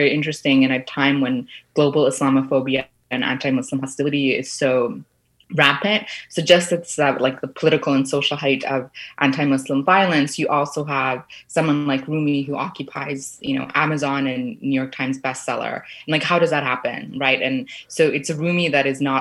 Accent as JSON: {"language": "English", "town": "Toronto", "region": "Ontario", "country": "Canada", "tie": "born or raised there", "also_born_or_lived": "Sri Lanka", "lives_now": "Kingston, Canada", "said": "I grew up in Scarborough. I'm originally from Sri Lanka, but then came to Canada when I was about 6 years old."}